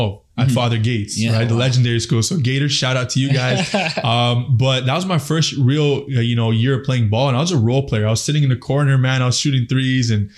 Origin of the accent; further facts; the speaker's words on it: Mississauga, Ontario, Canada; also born or lived in Afghanistan; I'm from Mississauga, Ontario